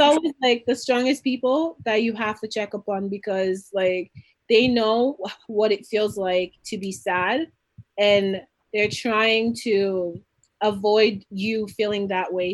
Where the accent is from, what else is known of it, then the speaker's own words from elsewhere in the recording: Canada; I'm from Canada